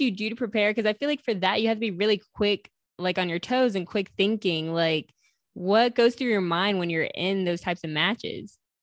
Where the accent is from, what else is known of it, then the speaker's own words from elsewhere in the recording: New York, United States; I'm from New York